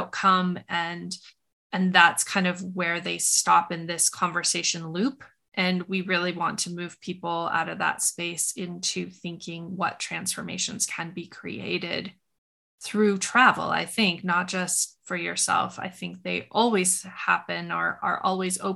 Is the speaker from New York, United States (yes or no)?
no; Montana, United States; where I grew up in Montana